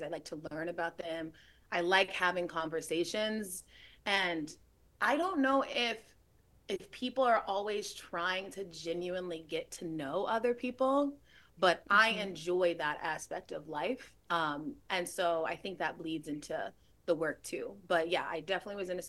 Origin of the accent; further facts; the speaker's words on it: Gwinnett County, Georgia, United States; I'm from Gwinnett County